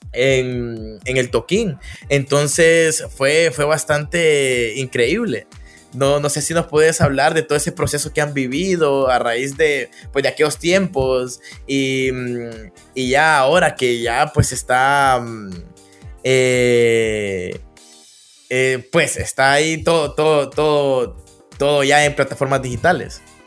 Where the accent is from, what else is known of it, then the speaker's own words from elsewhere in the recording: Danlí, El Paraíso, Honduras; Yo soy de Dan Lee. Estoy en Dan Lee.